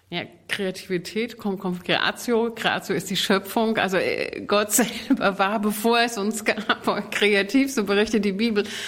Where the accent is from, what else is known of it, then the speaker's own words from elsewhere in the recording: Saxony, Germany; Ich bin ökumenisch aufgewachsen in Sachsen, der Deutschen Demokratischen Republik.